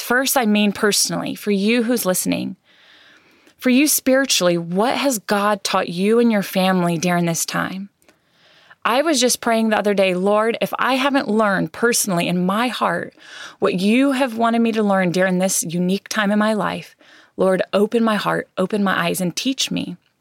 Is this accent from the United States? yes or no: yes; United States; as American citizens